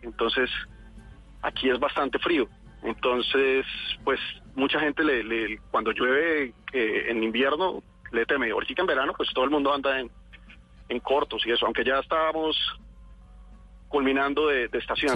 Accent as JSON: {"language": "Spanish", "country": "Colombia", "moved": "as an adult", "lives_now": "Spain"}